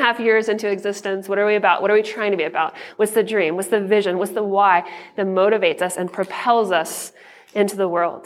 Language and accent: English; Atlanta, Georgia, United States; now in Denver, United States; I was born in Atlanta. I grew up a Braves fan. Growing up in the 90s